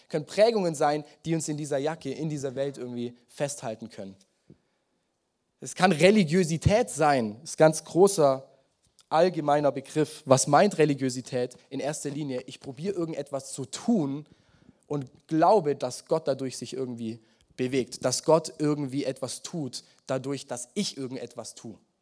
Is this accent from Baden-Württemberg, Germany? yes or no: yes; Swabia, Baden-Württemberg, Germany; Mein Leben, meine Lebensstory als Schwabe.